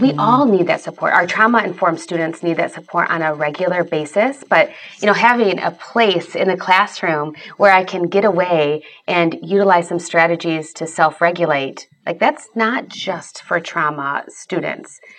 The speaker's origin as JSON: {"language": "English", "town": "Grand Rapids", "region": "Michigan", "country": "United States", "tie": "born or raised there", "said": "I grew up in the Grand Rapids, Michigan area"}